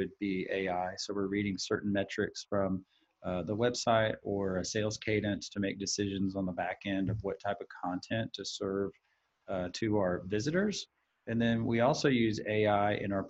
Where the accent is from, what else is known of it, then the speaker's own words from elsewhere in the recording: Texas, United States; I was actually born in Texas. I've lived nowhere else other than Texan, so I'm a native Texan